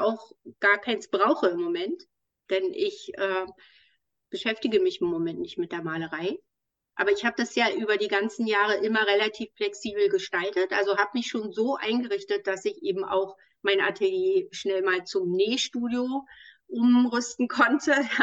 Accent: Berlin, Germany; in meiner Heimatstadt

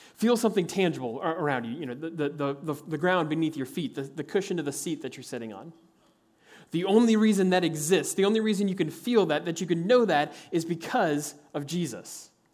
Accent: Kansas, United States; As a kid growing up in Kansas

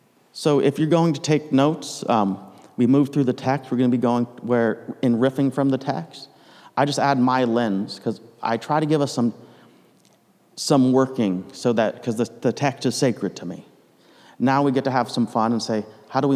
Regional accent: United States; moved away as an adult; now in Canada; I'm American

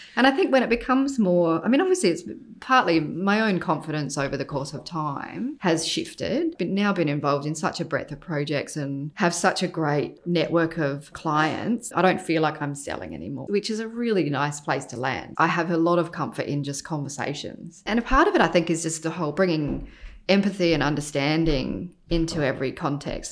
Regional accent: Adelaide, South Australia, Australia; moved away as an adult; also born or lived in London; I was born in Adelaide, grew up there, went to university there, studied architecture and then left Adelaide.

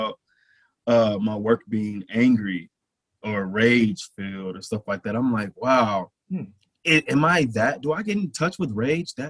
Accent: Flint, Michigan, United States; now in St. Louis, United States; I'm from Flint, Michigan originally. I'm here in St. Louis

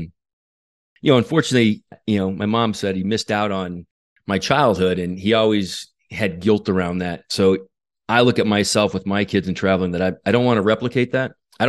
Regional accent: New Mexico, United States; Yeah. I grew up in New Mexico. I was born and raised in New Mexico.

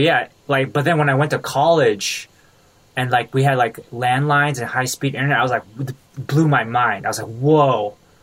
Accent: Milpitas, California, United States; growing up in Milpitas

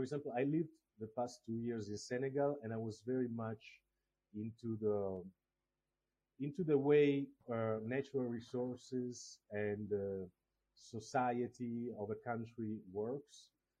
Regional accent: Togo; born there; I was born in Africa, I was born in Togo, but I don't know where my roots are, because my biological parents didn't leave any traces.

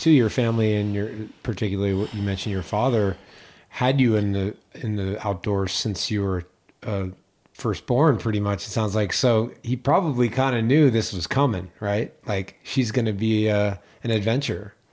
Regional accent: East Coast, United States; also born or lived in New England; now in Tahoe, United States; I grew up on the East Coast

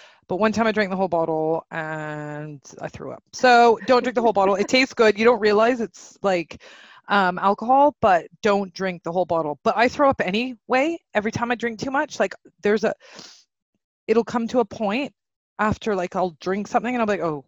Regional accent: Canada; we're three Canadian girls

